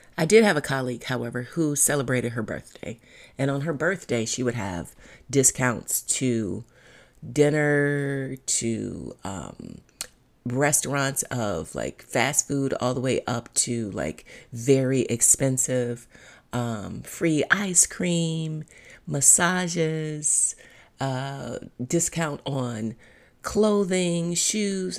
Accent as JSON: {"language": "English", "town": "Cleveland", "region": "Ohio", "country": "United States", "said": "I'm from Cleveland. We say pop, not soda."}